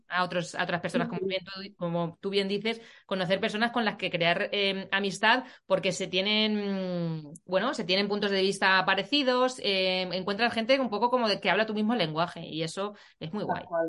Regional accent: Puertollano, Castilla-La Mancha, Spain; yo vivo en, bueno, yo soy de, de Portollano

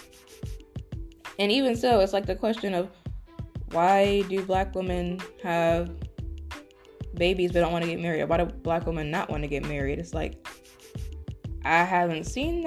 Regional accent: West Virginia, United States; some of the people I grew up with in West Virginia

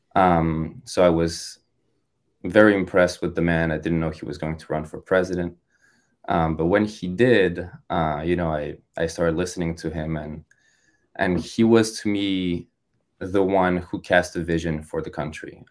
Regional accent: France; moved away as an adult; also born or lived in Ohio; now in United States; I was born and raised in France

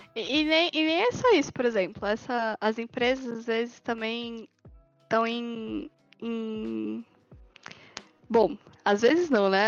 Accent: Brazil; eu sinto isso como brasileira

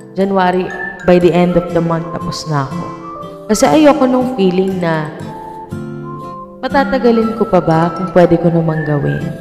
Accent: Philippines; bilang isang Pilipino

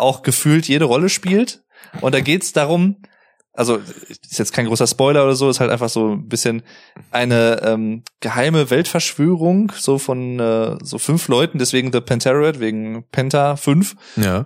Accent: Arnsberg, North Rhine-Westphalia, Germany; hier bei, bei uns in Arnsberg

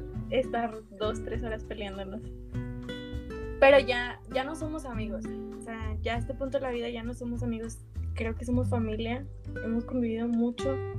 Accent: Piedras Negras, Coahuila, Mexico; now in Monterrey, Mexico; soy de Piedras Negra, Coahuila y tengo 21 años.

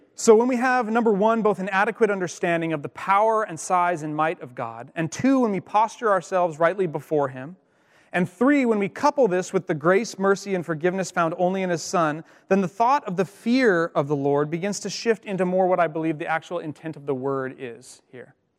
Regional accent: Colstrip, Montana, United States; also born or lived in Missoula, Montana; I grew up in Montana, um, as I mentioned, and I went to school on the western side of the, the state in Missoula, and I grew up on the eastern side

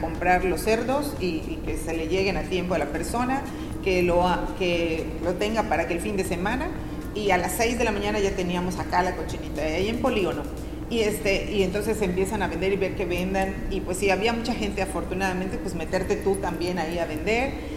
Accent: Tixkokob, Yucatán, Mexico; now in Mérida, Mexico; Yo nací en Tichocó

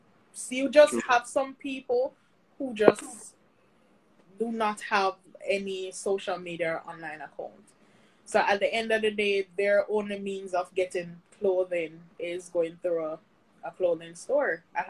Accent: Saint Catherine, Jamaica; Even when, because I'm from St. Catherine, when I was on lockdown, I find an excuse, I pass the borders, and I still try and deliver.

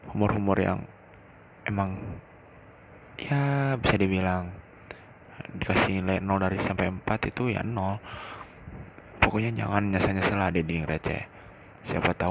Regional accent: Cikampek, West Java, Indonesia; kenalin dulu nih, gua anak Cikampek. Perpisahan dari Karawang karena dari Cikampek ke Karawang cukup jauh.

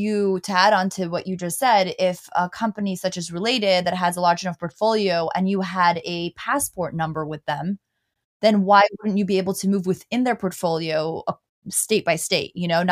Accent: New York City, New York, United States; I'm from New York City. I'm a New York City resident, and I'm actually in Austin right now.

